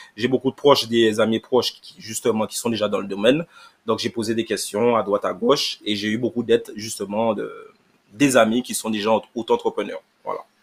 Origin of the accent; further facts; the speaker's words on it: Sainte-Rose, Guadeloupe; je suis Guadeloupéen, je suis Guadeloupéen, donc euh, je suis euh, Saint-Rosien